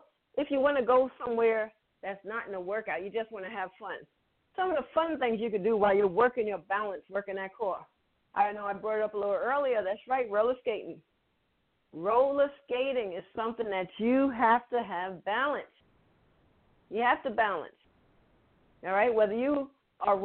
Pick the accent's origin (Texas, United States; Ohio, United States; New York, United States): New York, United States; Okay, I'm from New York. Some of you know, some of you don't. Everyone should. I'm from New York with dance skaters.